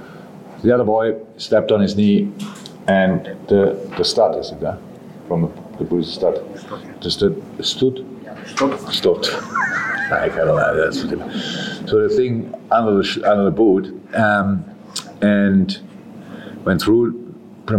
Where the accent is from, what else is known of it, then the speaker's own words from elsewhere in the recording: Germany; moved away as an adult; now in England; I come from Germany